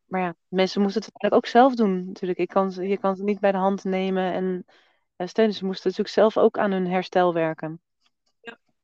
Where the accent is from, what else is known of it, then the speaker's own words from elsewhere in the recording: Netherlands; moved away as an adult; now in Portugal; we komen uit Nederland.